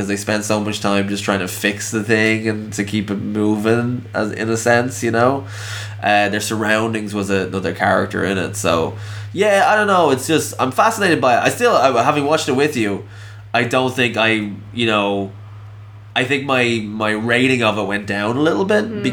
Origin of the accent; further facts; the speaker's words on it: Ireland; I'm an Irish man